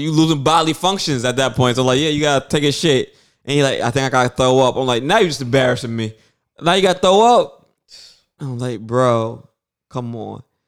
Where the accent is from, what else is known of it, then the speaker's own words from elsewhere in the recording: New York City, New York, United States; we're from Brooklyn.